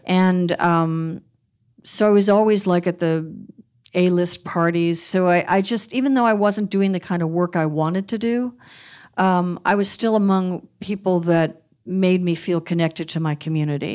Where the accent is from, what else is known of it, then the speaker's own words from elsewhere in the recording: Beverly Hills, California, United States; Growing up in Beverly Hills